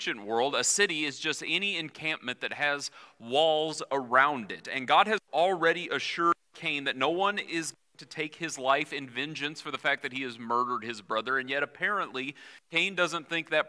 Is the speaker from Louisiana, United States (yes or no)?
no; Missouri, United States; moved away; born and raised in Missouri